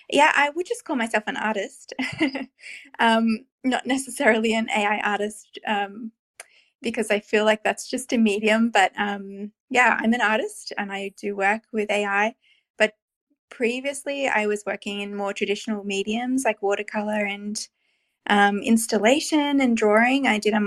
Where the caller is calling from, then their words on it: Canberra, Australian Capital Territory, Australia; I'm calling from Canberra, which is the capital of Australia, somewhere between Sydney and Melbourne.